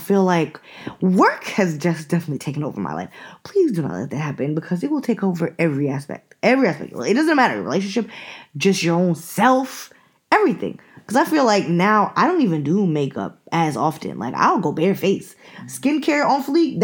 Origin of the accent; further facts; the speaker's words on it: New York, United States; we're from New York